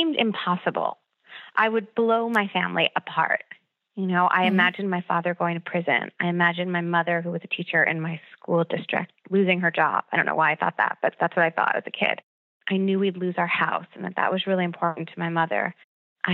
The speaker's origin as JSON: {"language": "English", "area": "Long Island", "region": "New York", "country": "United States", "tie": "born or raised there", "said": "growing up on Long Island, college was really important"}